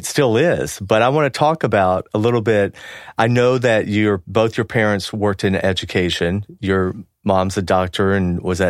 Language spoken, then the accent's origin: English; Georgia, United States; We're also both Southerners. I'm from Georgia